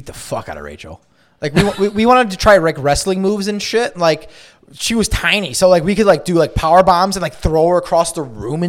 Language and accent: English; Chicago, Illinois, United States; where I grew up in Roscoe Village